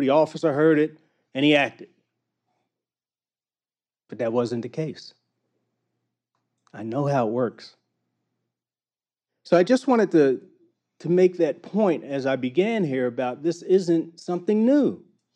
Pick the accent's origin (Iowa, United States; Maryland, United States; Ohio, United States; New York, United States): Maryland, United States; Baltimore; I grew up in Baltimore